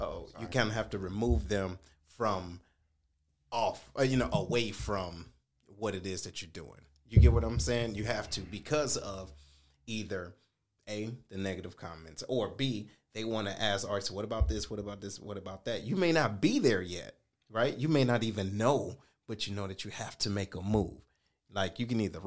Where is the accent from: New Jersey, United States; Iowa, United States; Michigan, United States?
Michigan, United States; Detroit; we are from Detroit. We from different parts of Detroit